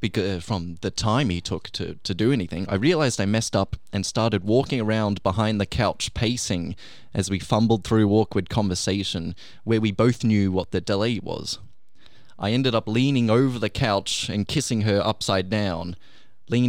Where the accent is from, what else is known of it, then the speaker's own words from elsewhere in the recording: England, United Kingdom; I'm English by birth.